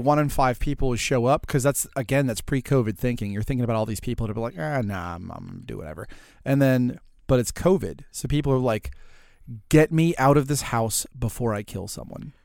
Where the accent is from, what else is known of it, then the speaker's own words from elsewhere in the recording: New Orleans, Louisiana, United States; I come from New Orleans